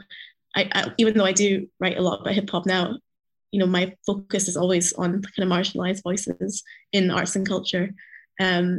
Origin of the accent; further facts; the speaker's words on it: Edinburgh, Scotland, United Kingdom; when I was a kid growing up in Edinburgh, here in Scotland.